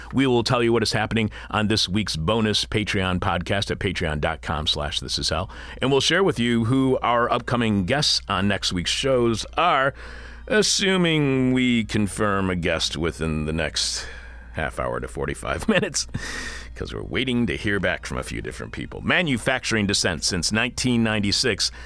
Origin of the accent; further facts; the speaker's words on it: Eastpointe, Michigan, United States; moved away; when I was growing up in East Detroit, right across the street, right across Eight Mile from Detroit